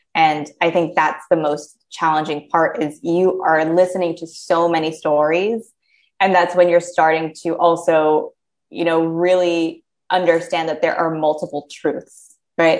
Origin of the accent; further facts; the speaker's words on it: United States; as an American